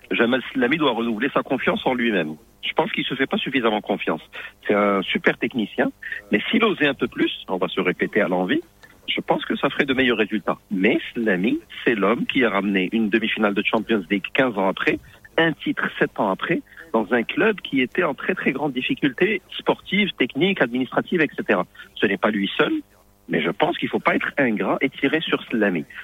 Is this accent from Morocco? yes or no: yes; Morocco; en tant, en tant que Marocain, on devrait être content